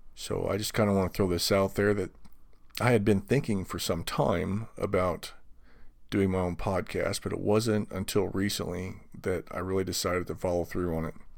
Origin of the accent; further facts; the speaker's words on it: United States; as an American